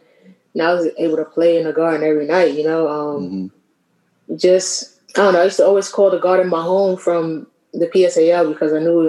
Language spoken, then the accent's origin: English; New York City, New York, United States; moved away as an adult; also born or lived in Chicago; And we're both from New York.